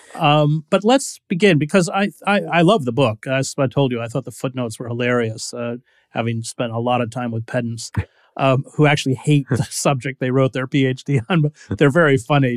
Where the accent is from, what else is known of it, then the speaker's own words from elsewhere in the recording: St. Johnsbury, Vermont, United States; also born or lived in Barnet Center, Vermont; I was born in Saint Johnsbury, and my parents lived in Barnett Center